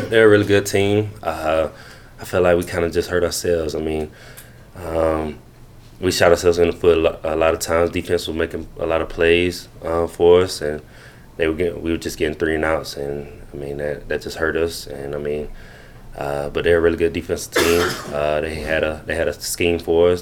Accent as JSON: {"language": "English", "town": "Greenwood", "region": "South Carolina", "country": "United States", "tie": "born or raised there", "said": "growing up in Greenwood"}